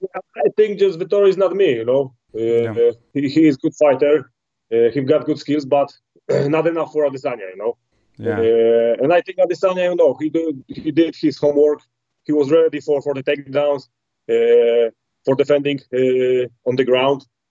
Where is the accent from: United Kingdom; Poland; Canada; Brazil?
Poland; English is a second language; when I come back to Poland